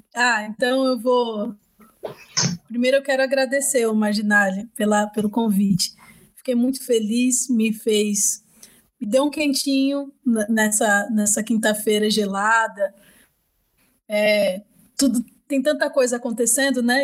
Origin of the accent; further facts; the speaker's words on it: Itaquaquecetuba, São Paulo, Brazil; Eu fui criada em Itacoaxetuba, que é extremo leste de São Paulo.